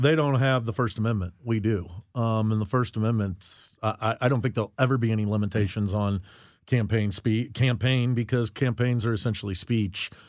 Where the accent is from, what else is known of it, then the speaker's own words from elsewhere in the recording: United States; as an American citizen